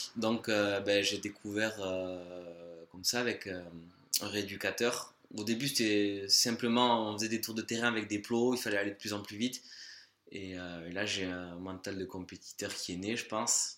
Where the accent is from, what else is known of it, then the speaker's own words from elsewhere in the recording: Larceveau, Nouvelle-Aquitaine, France; je suis originaire de Larcevaux, un petit village au cœur du Pays Basque, à côté de Saint-Jean-Pied-de-Port